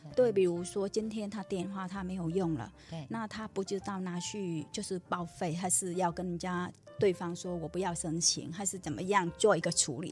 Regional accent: Vietnam; first language Vietnamese; Chinese is a second language; moved away as an adult; now in Taiwan; 我是越南的嘛，嗯。越南的话，因为我们家越南的话，我本身是越南人

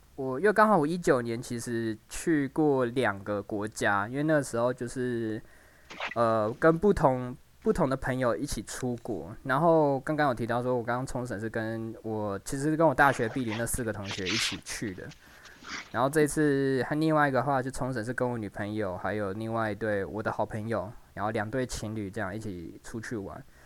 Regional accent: Taiwan; 除了我们。台湾人之外，

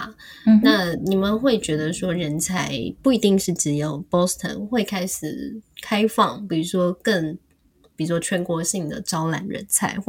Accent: Taiwan; 身为台湾人，我觉得这个真的是也非常不容易耶。

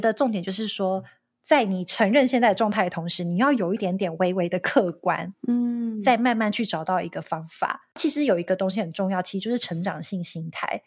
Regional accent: Taiwan; accent: Taiwanese; moved away as an adult; now in United States; 我的口音不是美式的口音，或是我的台湾腔或台湾的口音

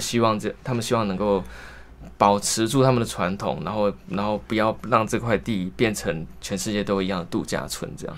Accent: Kaohsiung, Taiwan; moved away as an adult; also born or lived in northern Taiwan; 我是高雄人

